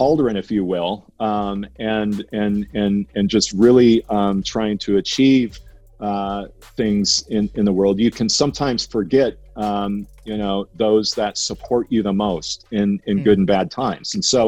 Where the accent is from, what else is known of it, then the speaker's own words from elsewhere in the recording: Minnesota, United States; growing up in Minnesota and in the middle of America in the 70s and 80s